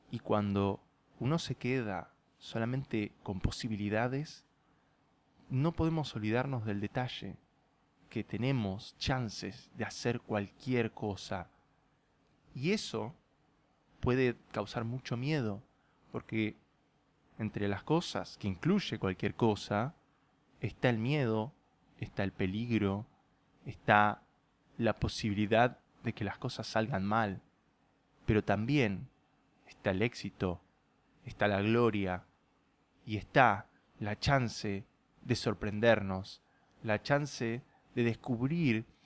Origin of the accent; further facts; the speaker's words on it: Puerto Madryn, Chubut, Argentina; de la misma forma en que nunca sentí que pertenecí a Puerto Madryn. No me malinterpreten, eh, adoro mi tierra y he conocido muchas de las mejores personas de mi vida en este país